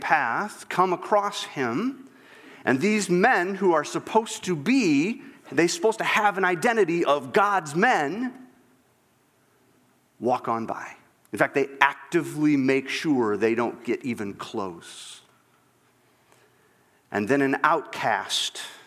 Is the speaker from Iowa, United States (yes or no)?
yes; Northwest Iowa, United States; when I was a kid growing up in Northwest Iowa, and I was from a kind of a smallish town